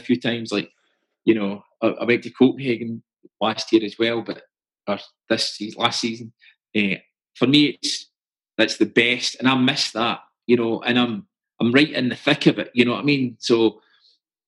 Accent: Hamilton, Scotland, United Kingdom; we're like from Hamilton and, you know, and Mansfield Green

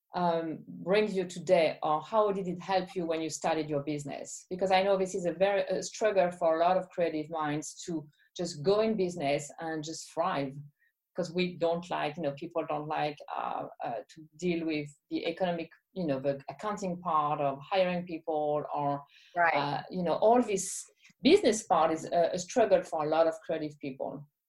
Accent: Champagne, Grand Est, France; English is a second language; moved away; I was born and was in Champagne

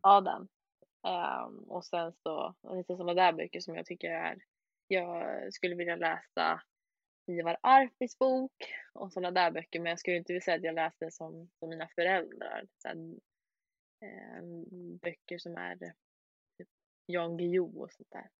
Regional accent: Sweden; vi andra här i Sverige

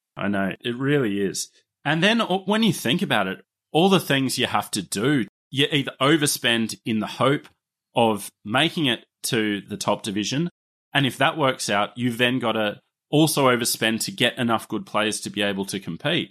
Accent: Australia; accent: Australian; my Australian accent

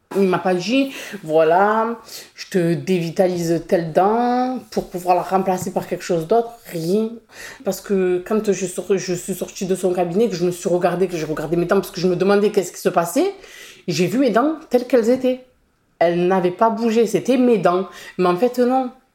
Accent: Marseille, Provence-Alpes-Côte d'Azur, France; J'ai grandi euh, à La Savine. C'est un quartier populaire euh, du 15e arrondissement.

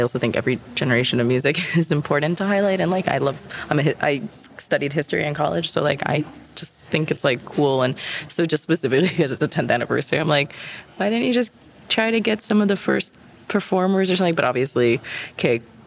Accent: New York, United States; I'm from New York

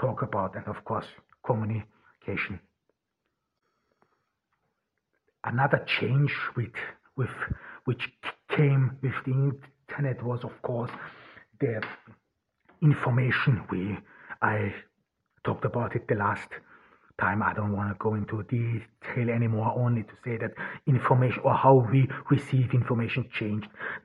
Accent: Austria; also born or lived in Ordu, Turkey; now in Turkey; I grew up in rural Austria

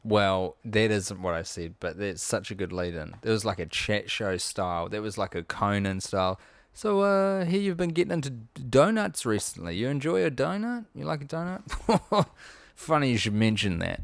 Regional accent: New Zealand; as a New Zealander

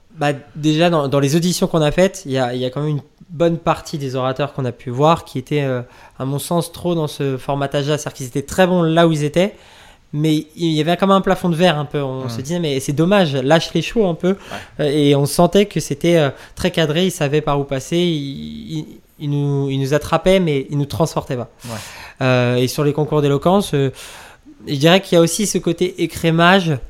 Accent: Nantes, Pays de la Loire, France; moved away as an adult; now in Paris, France; je suis de, de Nantes, de l'Ouest euh, au départ

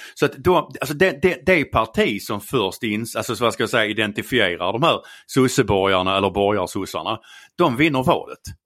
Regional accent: Skåne, Sweden; accent: Scanian; Jag är skåning.

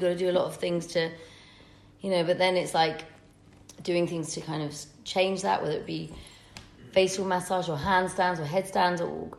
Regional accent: Manchester, North West England, United Kingdom; I'm very common. I'm not, you know, I'm from Manchester. I'm like you guys.

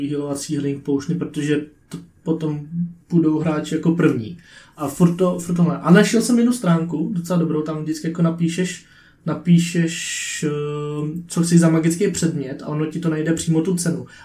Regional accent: Czechia; já jsem Čech

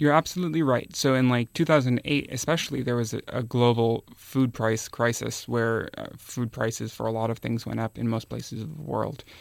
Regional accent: Minnesota, United States; moved away; I'm from Minnesota originally, and I used to visit my grandparents' farm when I was a kid

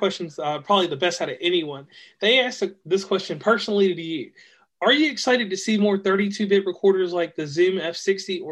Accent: Virginia, United States; now in West Virginia, United States; I'm from Virginia

